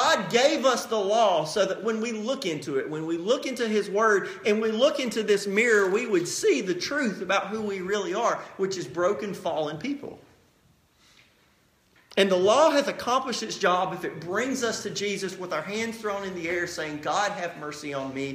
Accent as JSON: {"language": "English", "country": "United States", "said": "as an American people"}